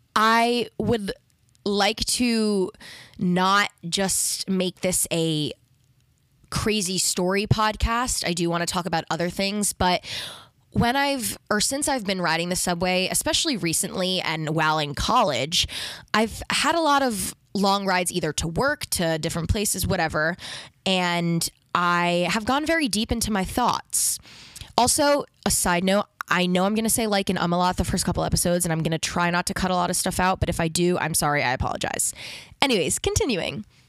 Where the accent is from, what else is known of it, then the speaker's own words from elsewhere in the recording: New York City, New York, United States; I am from New York. I've lived here my whole life.